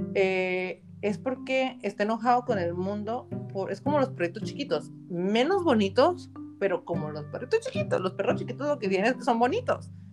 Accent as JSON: {"language": "Spanish", "region": "Baja California", "country": "Mexico", "said": "baja californiana de nuestra primera, o sea, de la ciudad, de la primera Miss Universo mexicana"}